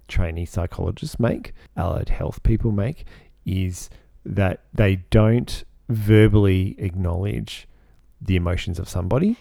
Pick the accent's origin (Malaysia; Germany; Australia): Australia; I personally, as an Australian